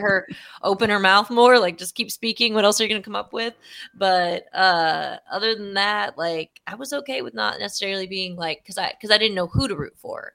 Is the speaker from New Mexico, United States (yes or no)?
no; Texas, United States; Being a Texan